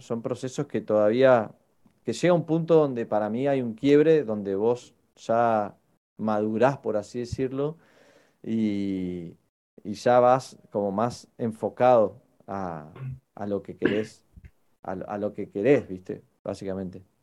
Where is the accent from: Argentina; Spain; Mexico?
Argentina; Patagonia; moved away as an adult; now in Buenos Aires, Argentina; creo que es la misma cantidad de años de las que yo vivía en el sur, con las que llevo acá en Capital